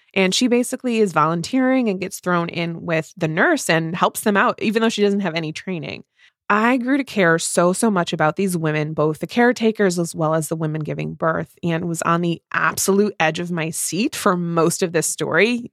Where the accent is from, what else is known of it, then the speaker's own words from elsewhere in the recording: Midwest, United States; two Midwest mood readers